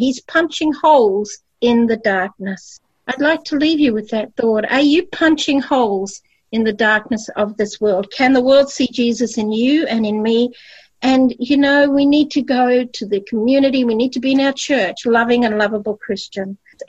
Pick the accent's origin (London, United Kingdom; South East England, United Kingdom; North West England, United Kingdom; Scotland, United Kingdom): Scotland, United Kingdom; Edinburgh; Robert Louis Stevenson was born in Edinburgh, Scotland, in my hometown, in 1850.